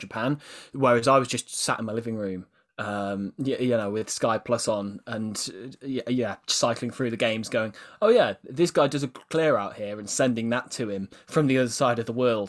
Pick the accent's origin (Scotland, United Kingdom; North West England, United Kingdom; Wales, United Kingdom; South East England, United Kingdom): Wales, United Kingdom; I'm Welsh